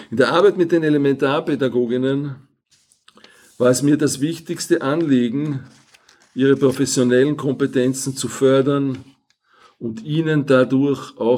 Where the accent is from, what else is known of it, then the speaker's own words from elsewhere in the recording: Vienna, Austria; first language Hungarian; Slovenian is a second language; Rodil sem se kot otrok mačarskih peguncev na Dunaju, kjer sem tudi doraščal. Ne morem se spominjati, da bi se v družini kolikdaj pogovarjali o jezikih. Vsekakor pa je bilo jasno, da smo se doma pogovarjali v mačarščini